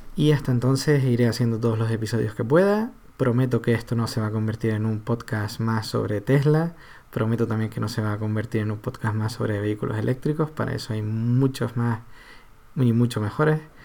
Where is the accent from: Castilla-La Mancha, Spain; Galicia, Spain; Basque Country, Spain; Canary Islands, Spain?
Canary Islands, Spain; somos los canarios